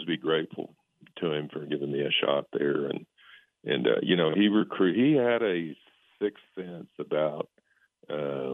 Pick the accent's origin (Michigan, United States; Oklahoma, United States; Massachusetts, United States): Oklahoma, United States; moved away as an adult; I'm from Oklahoma.